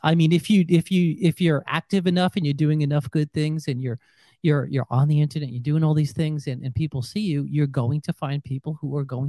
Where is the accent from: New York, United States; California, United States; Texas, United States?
New York, United States; moved away; we're both originally from New York.